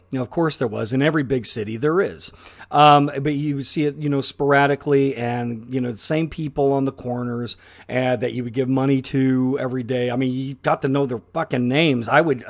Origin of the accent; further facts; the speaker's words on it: New York City, New York, United States; now in Burbank, United States; At least it was cheap to fucking me because of I came from New York City.